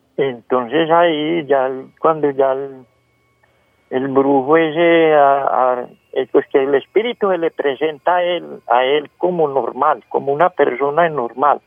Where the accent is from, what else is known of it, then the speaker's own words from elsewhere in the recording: Valle del Cauca, Colombia; yo soy de Germán Nuevo Valle